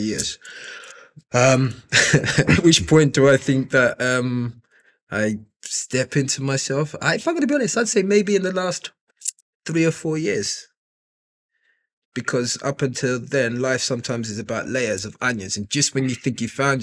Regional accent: London, United Kingdom; also born or lived in Nigeria; I grew up initially in East London

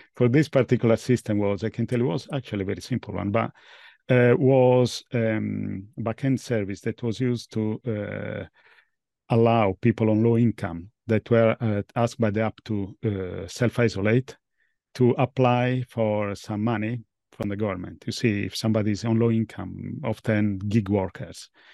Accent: Italy; moved away as an adult; now in London, United Kingdom; I was born in Italy at least, but I'm based in London

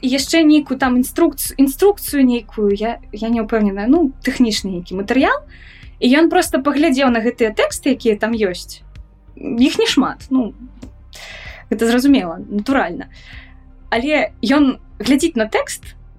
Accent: Minsk, Belarus; я мінчанка у другім цэлым пакаленні

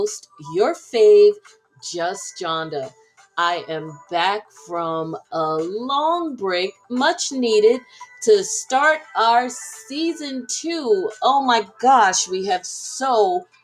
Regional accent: Trenton, New Jersey, United States; my hometown of Trenton, New Jersey

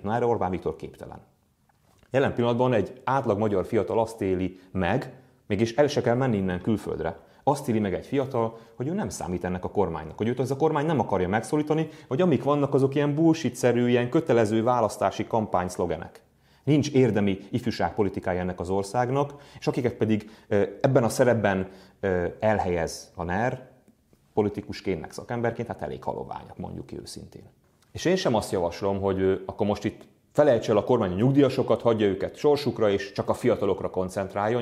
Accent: Hungary; magyarok vagyunk a világban

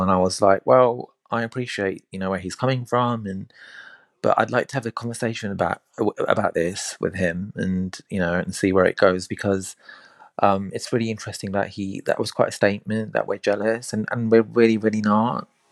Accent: India; I'm Indian

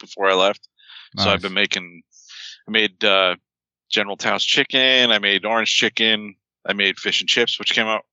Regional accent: Florida, United States; now in New Jersey, United States; I'm from Florida

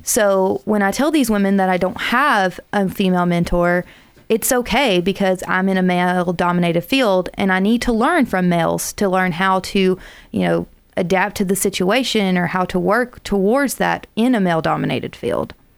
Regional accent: South Alabama, United States; now in Huntsville, United States; I'm originally from South Alabama

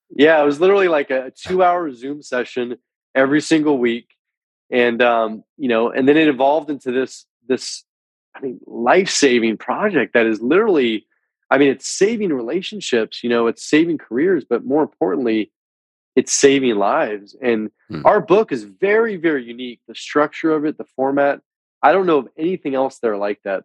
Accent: San Francisco Bay Area, Northern California, United States; I'm originally from the San Francisco Bay Area in Northern California. Was born and raised.

